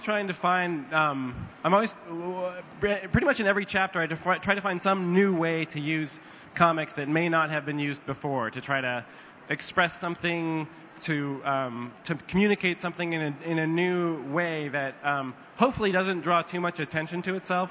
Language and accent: English; United States; as an American with a, a very poor uh, public high school education in America